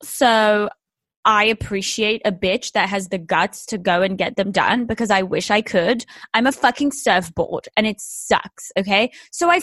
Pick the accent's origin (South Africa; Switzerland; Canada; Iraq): Switzerland; moved away; also born or lived in England; I'm actually a fucking loser from a Swiss village. I'm also English